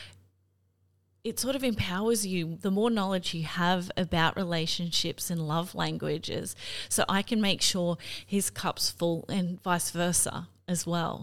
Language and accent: English; Cairns, Queensland, Australia; now in Brisbane, Australia; I'm from Cairns originally, I'm gonna fly home to Cairns.